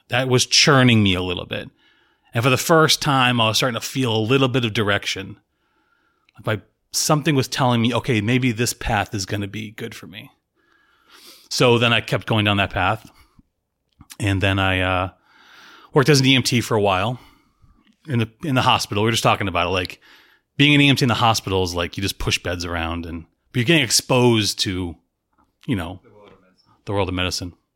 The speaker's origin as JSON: {"language": "English", "town": "Tampa", "region": "Florida", "country": "United States", "tie": "born or raised there", "also_born_or_lived": "Salem, Massachusetts / Boston area", "said": "We moved to Tampa, went to high school there"}